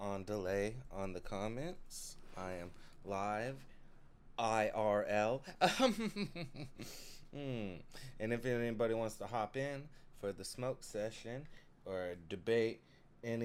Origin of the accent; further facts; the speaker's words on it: Gallatin, Tennessee, United States; I'm from Gallatin, Tennessee